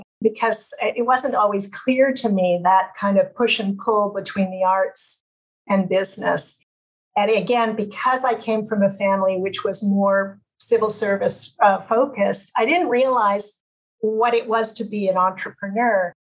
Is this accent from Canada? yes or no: yes; Ottawa, Ontario, Canada; So my parents were both civil servants. I grew up largely in Ottawa, but because my father was a diplomat, a lot of time abroad.